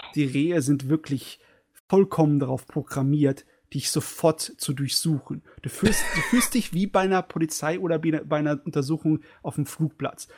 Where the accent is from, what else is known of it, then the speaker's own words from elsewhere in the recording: Germany; als Deutscher in Japan